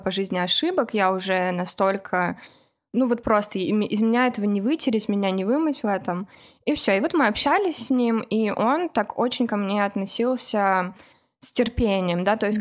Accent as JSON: {"language": "Russian", "town": "Kovrov", "region": "Vladimir Oblast", "country": "Russia", "moved": "as an adult", "lives_now": "United States"}